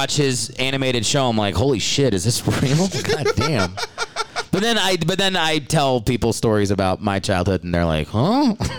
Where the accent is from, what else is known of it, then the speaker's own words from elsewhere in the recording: Maryland, United States; I'm from all over, but my dad was in the Army.